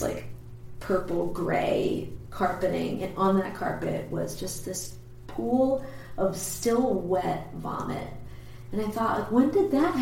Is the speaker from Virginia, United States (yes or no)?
no; Perkiomenville, Pennsylvania, United States; also born or lived in New Jersey; now in Philadelphia, United States; I'm originally from New Jersey, I guess, but the town we moved to later, it's called Perkiomenville